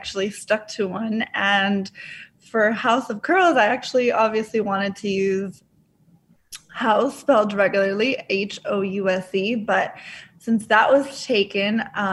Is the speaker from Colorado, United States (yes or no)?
no; Orlando, Florida, United States; also born or lived in Dominican Republic; I was born in Dominican Republic, and my family and I moved to Orlando, Florida when I was 3 years old